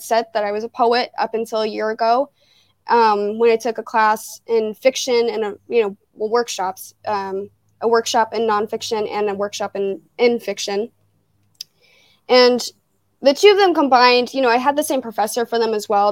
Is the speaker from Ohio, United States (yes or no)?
yes; Fairborn, Ohio, United States; also born or lived in Dayton, Ohio; I grew up in Fairborn.